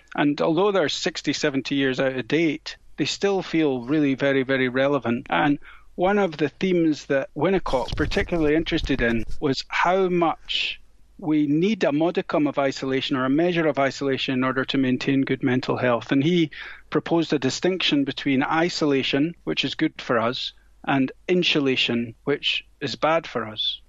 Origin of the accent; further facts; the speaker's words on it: Scotland, United Kingdom; where I grew up in Scotland